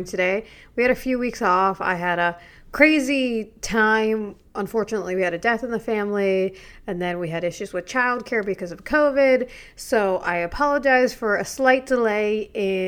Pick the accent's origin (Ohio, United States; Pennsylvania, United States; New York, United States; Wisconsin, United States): New York, United States; I grew up skiing there, even though I'm from New York